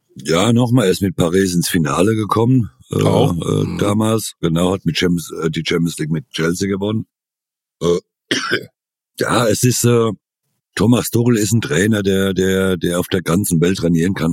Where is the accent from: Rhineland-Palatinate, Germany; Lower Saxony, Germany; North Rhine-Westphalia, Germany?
Rhineland-Palatinate, Germany; ich als Pfälzer